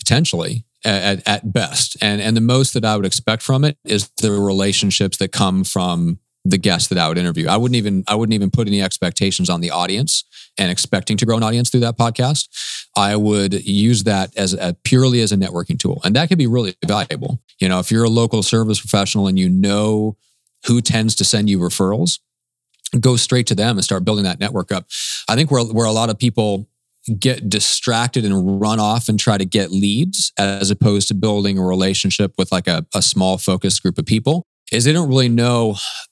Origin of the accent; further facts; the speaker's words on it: Omaha, Nebraska, United States; moved away; my hometown back in Omaha, Nebraska